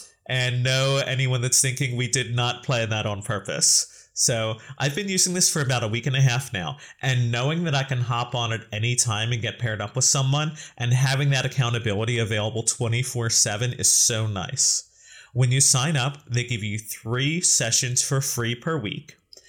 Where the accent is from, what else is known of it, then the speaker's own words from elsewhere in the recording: United States; as a person from the United States